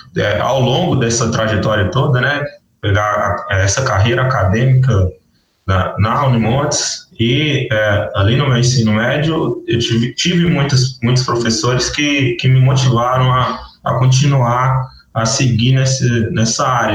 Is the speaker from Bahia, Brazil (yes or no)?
no; north of Minas Gerais, Brazil; moved away as an adult; also born or lived in Janaúba, Minas Gerais / Mamonas, Minas Gerais / Salinas, Minas Gerais / Montes Claros, Minas Gerais; now in Mato Grosso do Sul, Brazil; eu fui criado no norte de Minas